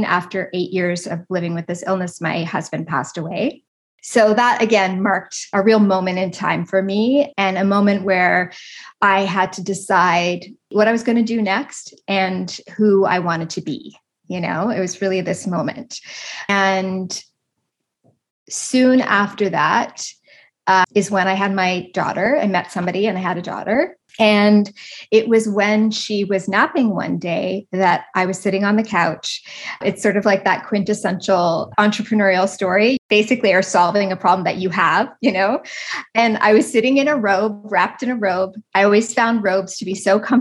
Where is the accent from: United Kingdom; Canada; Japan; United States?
Canada; East Coast of Canada; I'm Canadian. I grew up on the East Coast of Canada.